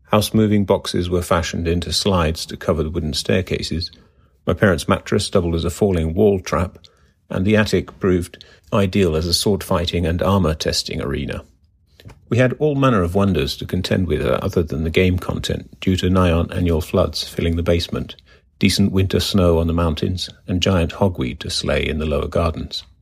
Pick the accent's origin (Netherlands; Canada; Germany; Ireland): Germany; North Rhine-Westphalia; also born or lived in Finland; I was born in Finland and spent most of my childhood in various nations in Europe. The longest stay of six years or so being in West Germany near Bonn.